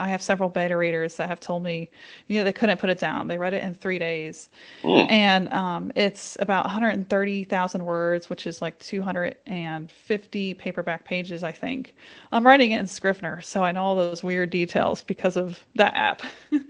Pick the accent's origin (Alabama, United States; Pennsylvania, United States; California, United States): Pennsylvania, United States; whenever I grew up in Pennsylvania, we kind of grew up right outside Amish country